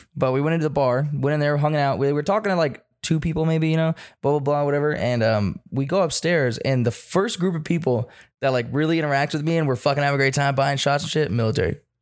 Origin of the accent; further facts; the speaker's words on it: United States; I'm an American too